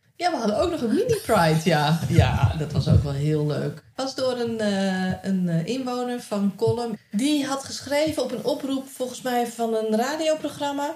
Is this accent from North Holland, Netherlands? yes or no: no; Nijkerk, Gelderland, Netherlands; moved away; wij uit Nijkerk zijn weggegaan